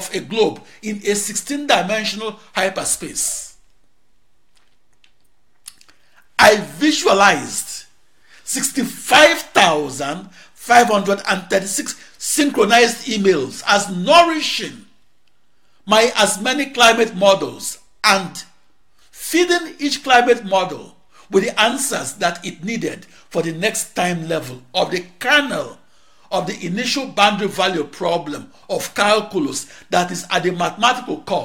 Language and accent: English; Nigeria; moved away as an adult; now in Maryland, United States; In 1989, I became known as the Nigerian computer wizard that Americans took and who never returned home to Africa